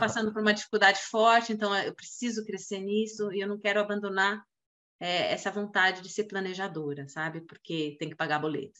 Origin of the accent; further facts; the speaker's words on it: São Paulo, Brazil; eu sou de São Paulo